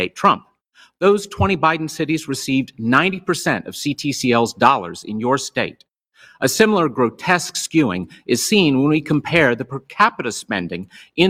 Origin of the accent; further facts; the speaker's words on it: Virginia, United States; my home state of Virginia